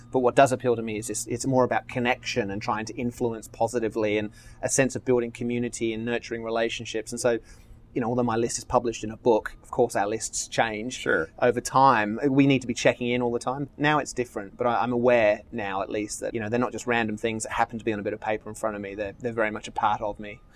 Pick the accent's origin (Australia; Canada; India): Australia; now in Marina del Rey, United States; I'm Australian